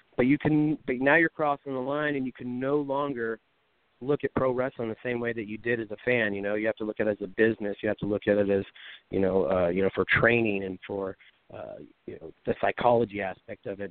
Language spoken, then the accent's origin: English; Pacifica, California, United States; my hometown of Pacifica